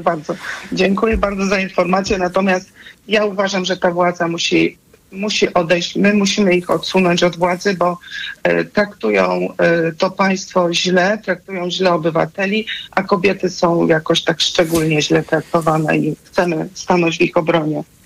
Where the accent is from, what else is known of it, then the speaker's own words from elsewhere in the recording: Subcarpathian Voivodeship, Poland; ja jestem z Podkarpacia